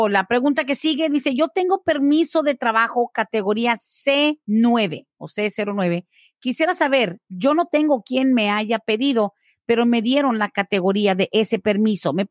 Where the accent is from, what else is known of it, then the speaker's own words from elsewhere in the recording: Mexico; now in United States; Somos de México y entramos de manera ilegal.